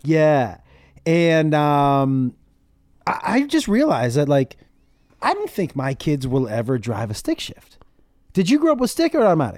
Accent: Amherst, Massachusetts, United States; moved away as an adult; also born or lived in San Antonio, Texas; I grew up in Massachusetts, in, in a town called Amherst

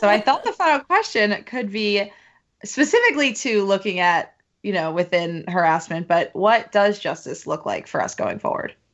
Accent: Philadelphia, Pennsylvania, United States; now in Brooklyn, United States; I'm from Philly originally

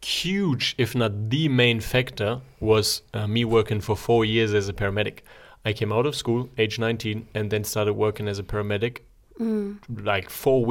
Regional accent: Germany; now in Zurich, Switzerland; I grew up in Germany

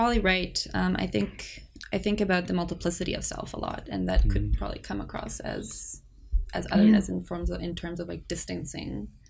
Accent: South Africa; first language Afrikaans; English is a second language; moved away as an adult; now in Montreal, Canada; I was born in Montreal, but to South African parents. I grew up in South Africa, came back here as an adult, and between those two spaces, English and Afrikaans are pretty equal languages. In my mind, I think Afrikaans is nominally my first

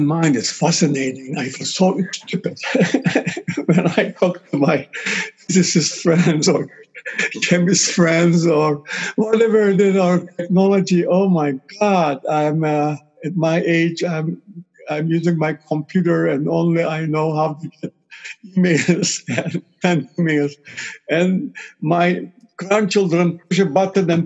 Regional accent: Cyprus; I'm from Cyprus

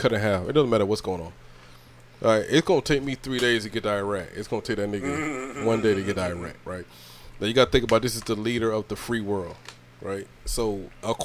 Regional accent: Georgia, United States; I grew up in Georgia

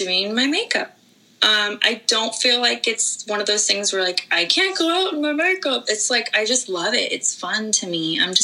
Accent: Northern California, United States; I grew up in Northern California

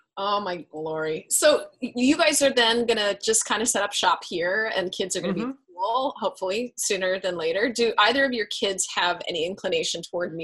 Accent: Colorado, United States; growing up in Colorado

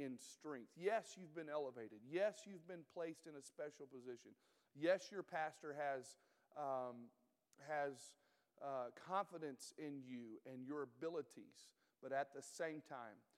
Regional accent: the South, United States; moved away; I'm from the South

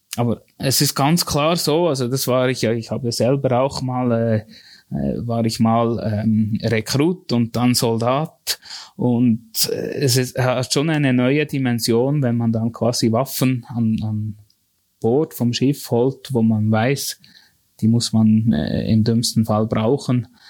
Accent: near Thun, Bern, Switzerland; ich bin eigentlich ganz bürgerlich in dem Sinne aufgewachsen, in der, in der Nähe von Thun

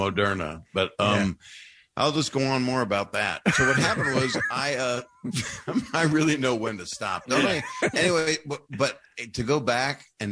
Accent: Philadelphia, Pennsylvania, United States; my hometown people in my loving Philly

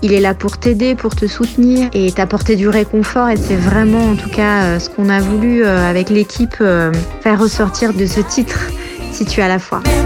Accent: south of France, France; je suis originaire du sud de la France

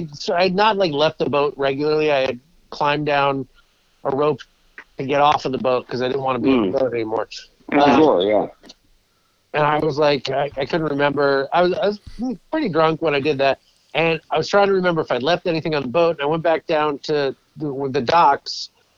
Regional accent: Ireland; It is. I'm Irish. I know.

